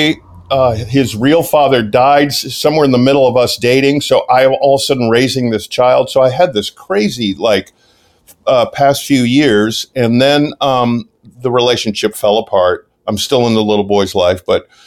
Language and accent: English; St. Louis, Missouri, United States; moved away as an adult; also born or lived in Massachusetts / Los Angeles; I was born in St. Louis